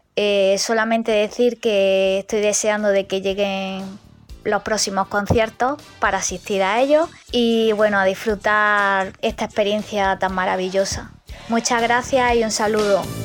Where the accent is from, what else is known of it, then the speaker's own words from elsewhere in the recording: Granada, Andalusia, Spain; soy de Granada